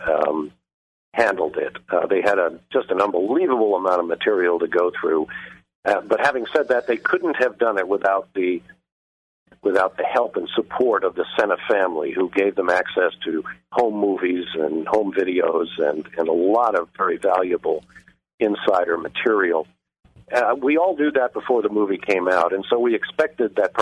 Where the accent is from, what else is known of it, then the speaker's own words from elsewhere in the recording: Atlanta, Georgia, United States; at Turner Broadcasting here in my hometown of Atlanta